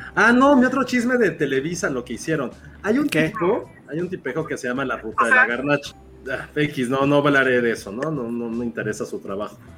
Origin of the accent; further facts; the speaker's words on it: Mexico; Somos muy malos mexicanos